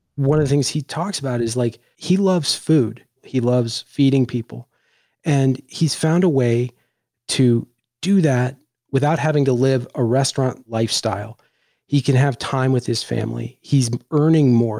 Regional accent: Washington, District of Columbia, United States; moved away as an adult; also born or lived in Ohio; I grew up in Washington, D C

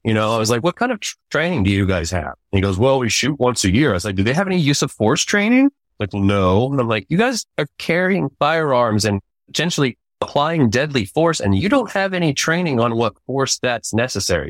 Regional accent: Central Texas, United States; I was raised in Wichita High School and college here in Central Texas. I went to Westlake High School

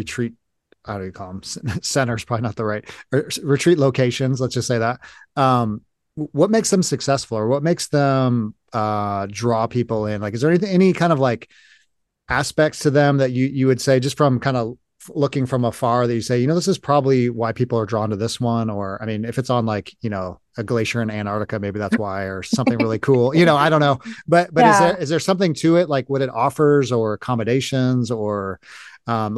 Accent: California, United States; now in Midwest, United States; I'm from California originally. I live in the Midwest

